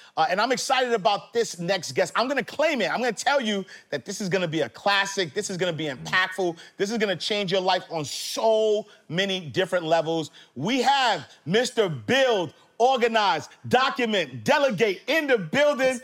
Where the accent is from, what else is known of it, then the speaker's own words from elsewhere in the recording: New York City, New York, United States; I'm from the projects. I, I grew up in Harlem, Saint Nicholas Projects